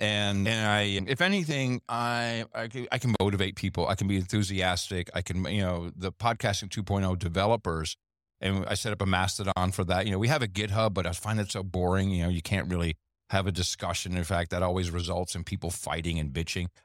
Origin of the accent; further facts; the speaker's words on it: United States; We're both American dudes